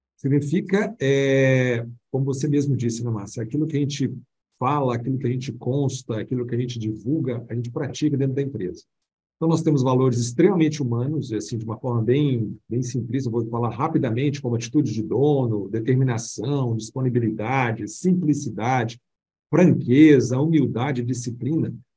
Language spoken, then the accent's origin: Portuguese; Belo Horizonte, Minas Gerais, Brazil; accent: mineiro; moved away as an adult; now in São Paulo, Brazil; mineiro, vocês vão perceber aí no bate-papo aqui nosso, o meu sotaque mineiro, que eu amo tanto, minha Minas Gerais, nascido em Belo Horizonte.